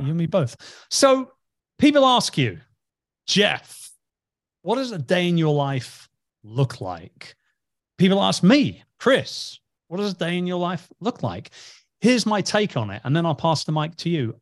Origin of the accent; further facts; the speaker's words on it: England, United Kingdom; I'm from England.